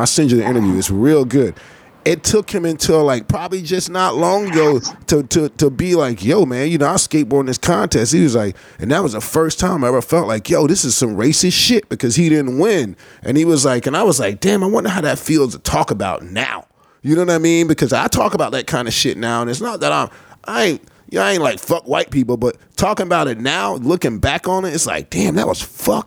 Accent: the South, United States; I'm from the South and it's different down here

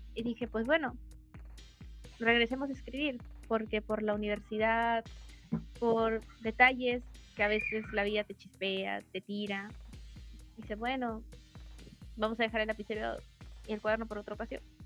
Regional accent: Peru; soy de Perú, tengo 19 años

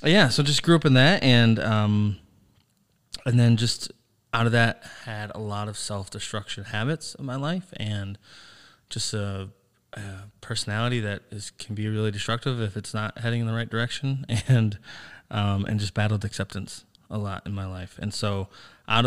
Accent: Sandusky, Ohio, United States; moved away; also born or lived in New Philadelphia, Ohio / Cleveland, Ohio; I grew up in Sandusky

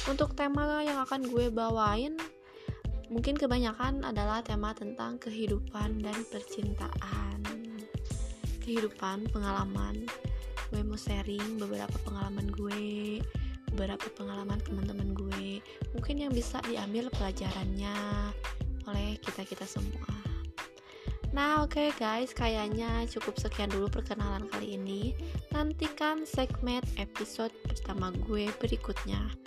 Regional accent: Bandung, West Java, Indonesia; Gue berasal dari Sunda Nah, Sundanya, Sundanya di Bandung Bandungnya Bandung Barat, tapi gue lagi kerja di Bandung Timur.

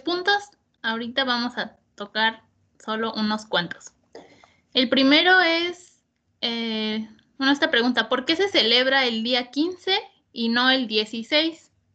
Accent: Mexico

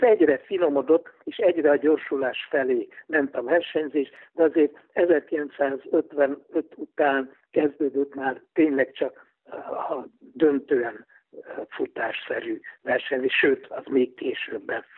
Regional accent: Budapest, Hungary; Rákos palotán születtem, és azóta itt élek palotán.

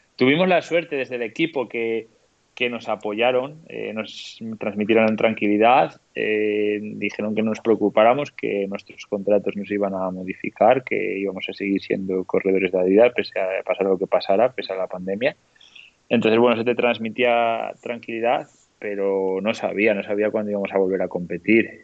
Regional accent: León, Castile and León, Spain; now in La Bañeza, Spain; vivo en La Bañeza, pero soy de León, ¿no? Entonces, desde el barrio en el que yo nací en León

